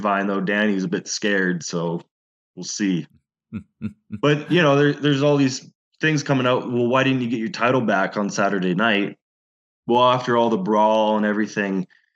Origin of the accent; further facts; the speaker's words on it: Penticton, British Columbia, Canada; it's my hometown.